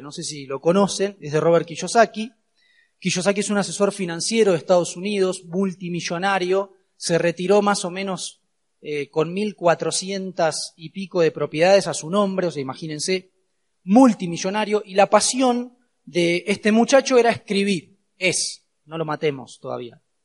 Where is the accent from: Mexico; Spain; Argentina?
Argentina; soy de Argentina, claramente, no puedo esquivar el acento